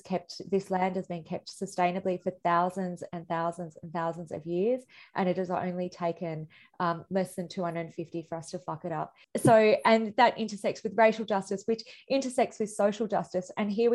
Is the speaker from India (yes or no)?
yes; India; now in Australia; I'm a migrant myself. I'm an Indian Australian.